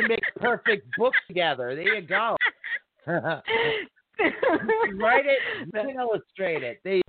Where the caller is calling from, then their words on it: Massachusetts, United States; Not at Cape, but yeah, closer to Cape Cod, past Boston. Yeah. So, yeah, I'm over in that particular area.